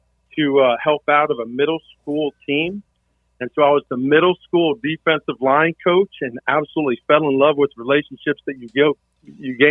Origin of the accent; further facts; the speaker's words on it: South Florida, United States; now in Florida Keys, United States; I grew up in South Florida